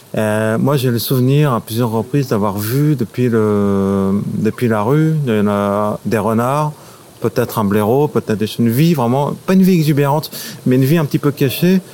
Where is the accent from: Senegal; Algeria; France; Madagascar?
France; Paris, Île-de-France; je suis né, j'ai grandi à Paris.